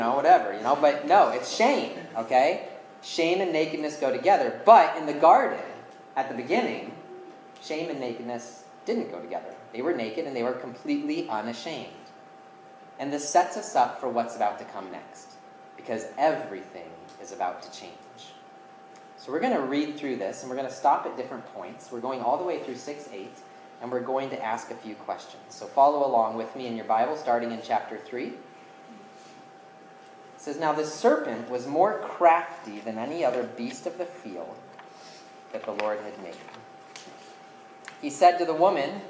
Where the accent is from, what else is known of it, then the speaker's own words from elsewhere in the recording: Colorado, United States; my home state of Colorado